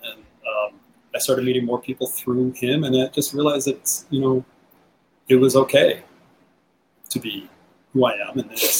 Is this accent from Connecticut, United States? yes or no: yes; Connecticut, United States; moved away as an adult; also born or lived in New York City; I grew up in Connecticut, and it was a very it's a conservative world, you know.